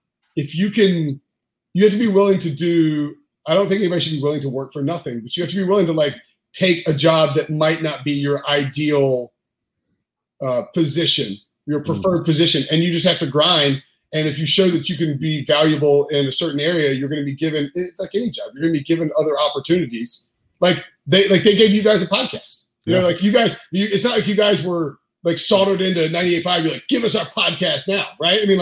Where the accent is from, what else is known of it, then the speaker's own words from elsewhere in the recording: North Carolina, United States; also born or lived in High Point, North Carolina / Raleigh, North Carolina / Greensboro, North Carolina; I'm from North Carolina. My parents live like an hour and a half, west of here. In High Point, and I went to NC State in Raleigh. I just lived in different spots in North Carolina, but basically lived here my whole life